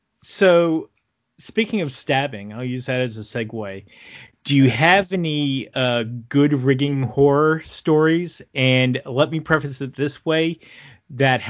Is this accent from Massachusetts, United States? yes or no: yes; Boston, Massachusetts, United States; accent: Boston; my Boston accent